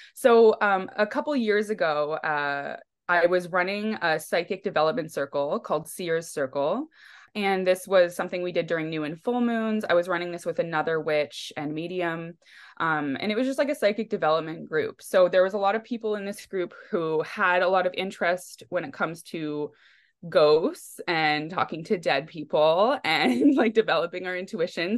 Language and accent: English; Langley, British Columbia, Canada; We grew up in Walnut Grove, Langley, which is, like, outside of Vancouver